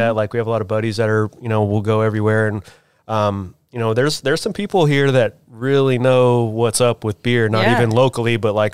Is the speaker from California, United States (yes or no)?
yes; Southern California, United States; now in Northwest Arkansas, United States; I grew up in Southern California. I've been here for 20 years